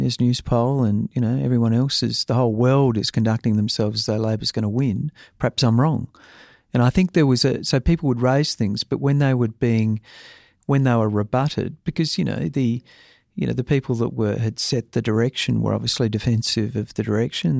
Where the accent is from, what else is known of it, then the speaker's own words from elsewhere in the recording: South Australia, Australia; I'm come from South Australia